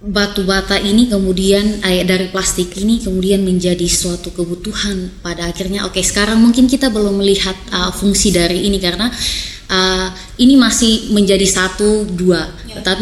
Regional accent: East Nusa Tenggara, Indonesia; Lem lem lilin itu kita orang Sumba bilang itu lem lilin, kemudian digabungkan.

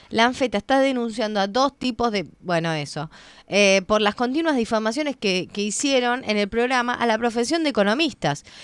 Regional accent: Burzaco, Buenos Aires Province, Argentina; No, no, no. te equivocaste. Ah. Soy de Bursaco, tres cuadras de la autopista, del lado medio heavy.

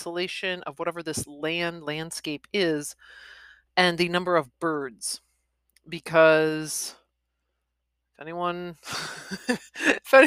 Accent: Wisconsin, United States; Wisconsin, my home state

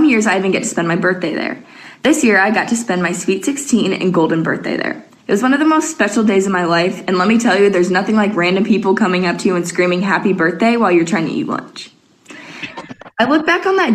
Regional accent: Mount Pleasant, Michigan, United States; I'm from Mount Pleasant, Michigan

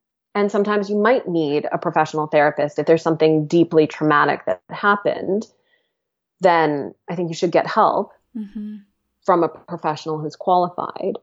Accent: United States; moved away; also born or lived in England; I'm like an American, and I had such a thing around being an American in England

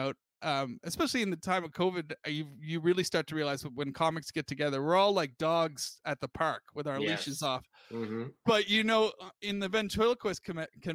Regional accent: United Kingdom; moved away as an adult; now in United States; I'm from Britain

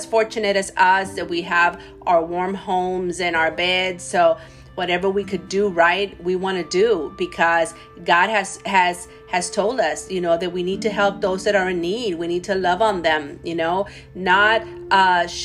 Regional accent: Laredo, Texas, United States; moved away as an adult; now in San Antonio, United States; I'm not from San Antonio. I'm from Laredo, Texas, born and raised.

